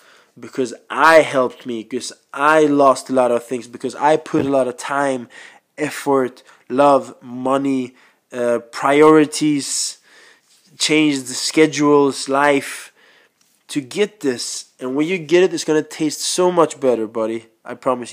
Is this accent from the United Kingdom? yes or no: no; Sweden; first language Swedish; English is a second language; I was born in Sweden